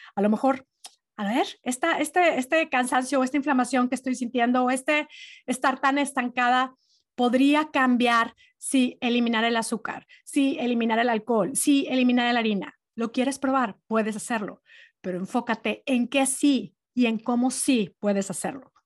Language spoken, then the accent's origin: Spanish; Monterrey, Nuevo León, Mexico; born or raised there; moved away